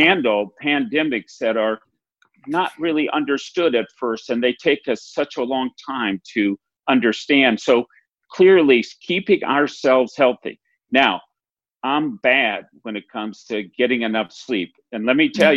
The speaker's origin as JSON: {"language": "English", "region": "Minnesota", "country": "United States", "said": "I'm a Minnesotan, and we are really famous for quoting our Paul Wellstone"}